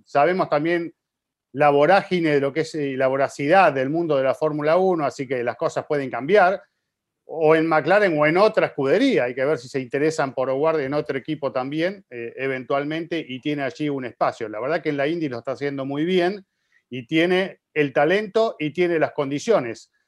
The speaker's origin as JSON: {"language": "Spanish", "town": "Santo Domingo", "country": "Dominican Republic", "said": "soy de República Dominicana, Santo Domingo"}